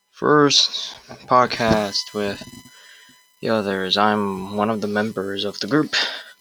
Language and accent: English; Ohio, United States; We are from Ohio